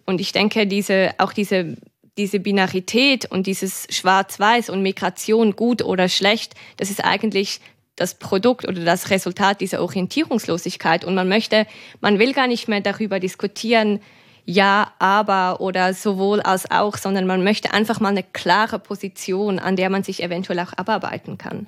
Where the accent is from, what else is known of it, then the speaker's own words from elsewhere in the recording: Switzerland; eine Schweizerin